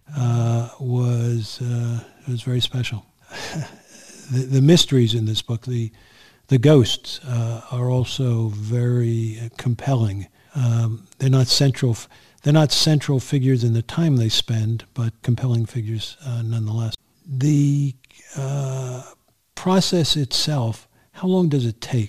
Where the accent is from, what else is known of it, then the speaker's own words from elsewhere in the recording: New York City, New York, United States; also born or lived in Bronx, New York; now in Catskills, United States; I was born in the Bronx, but I grew up in Queens